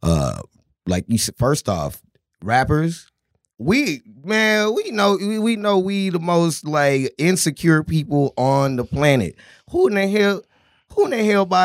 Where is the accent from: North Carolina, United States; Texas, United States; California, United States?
Texas, United States; I'm from Texas